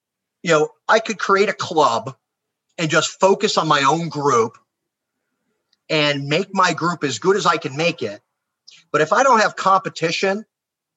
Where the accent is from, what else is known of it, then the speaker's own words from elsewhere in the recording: United States; I'm American